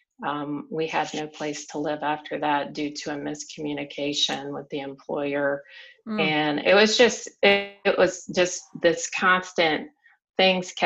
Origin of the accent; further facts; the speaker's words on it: South Carolina, United States; moved away as an adult; But I had lived the same place my entire life. I grew up in the South, in South Carolina